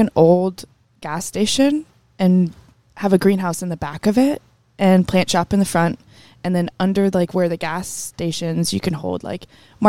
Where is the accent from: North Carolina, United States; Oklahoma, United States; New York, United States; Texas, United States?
North Carolina, United States; moved away; I grew up in North Carolina.